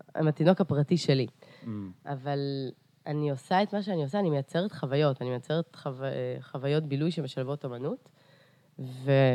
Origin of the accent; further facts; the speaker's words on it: Beersheba, Southern District, Israel; also born or lived in Carpathians, Ukraine / Eilat; אני עליתי לארץ בגיל שש וחצי. אה, ו... אה, וגדלתי בבאר שבע